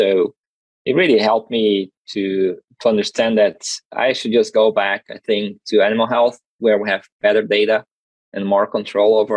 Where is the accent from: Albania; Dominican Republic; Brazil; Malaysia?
Brazil; South Region; English is a second language; moved away as an adult; And I'm originally from Brazil, so my master and PhD were were done all down in the south.